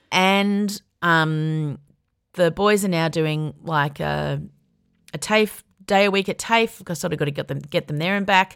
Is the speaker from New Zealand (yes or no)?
no; Melbourne, Victoria, Australia; also born or lived in Sydney; when I was ten, we moved from Sydney to Melbourne